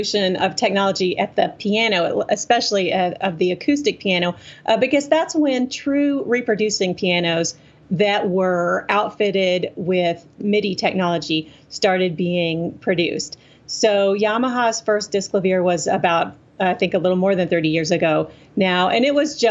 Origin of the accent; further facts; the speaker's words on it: Lexington, Tennessee, United States; moved away; I grew up in West Tennessee, a little town called Lexington that's about halfway in between Memphis and Nashville.